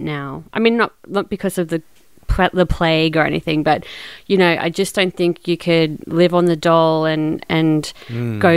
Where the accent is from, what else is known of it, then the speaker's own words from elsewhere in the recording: Toowoomba, Queensland, Australia; moved away as an adult; also born or lived in Brisbane; I grew up in Toowoomba, and I moved to Brisbane to study film at the Queensland College of Art